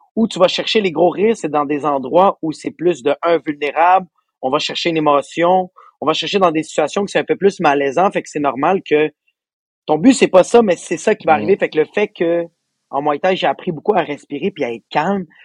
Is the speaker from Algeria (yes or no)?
no; Laval, Quebec, Canada; je viens de Laval